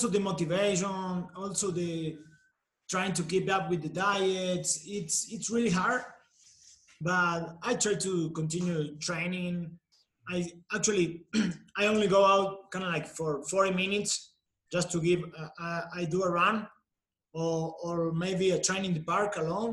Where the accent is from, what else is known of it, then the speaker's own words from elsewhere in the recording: Argentina; moved away as an adult; also born or lived in Tijuana, Mexico; now in Mexico City, Mexico; I'm from Argentina.